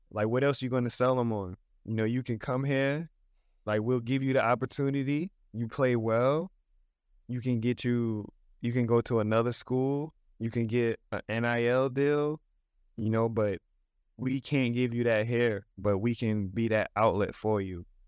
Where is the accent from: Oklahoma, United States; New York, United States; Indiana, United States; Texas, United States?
New York, United States; We, we grew up together in New York